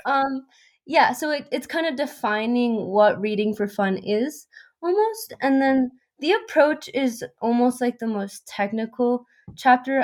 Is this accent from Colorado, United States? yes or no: yes; Colorado, United States; I was born and raised in Colorado